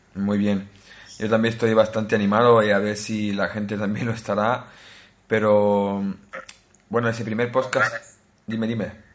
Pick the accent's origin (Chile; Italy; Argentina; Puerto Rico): Italy; Naples, Campania; Spanish is a second language; also born or lived in Spain; now in Norway; soy eh, originario de Italia, nací en Italia, en eh, una ciudad que se llama Nápoles